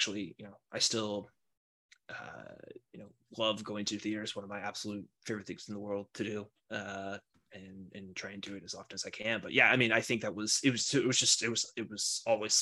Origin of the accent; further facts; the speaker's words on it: South Carolina, United States; also born or lived in Alabama; now in Washington, D.C., United States; I was born in Alabama, but grew up mostly in South Carolina